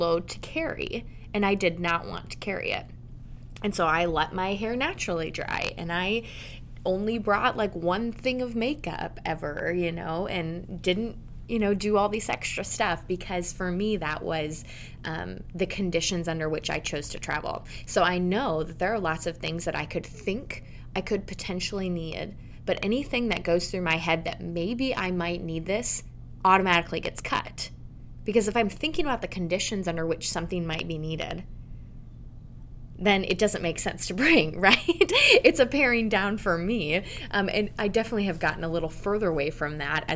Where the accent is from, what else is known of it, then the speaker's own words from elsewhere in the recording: Denmark; my home country of Denmark